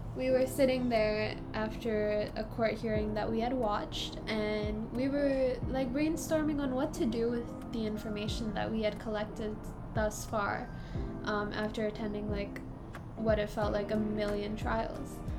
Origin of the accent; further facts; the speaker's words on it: Singapore; we're from Singapore and we're currently studying in a junior college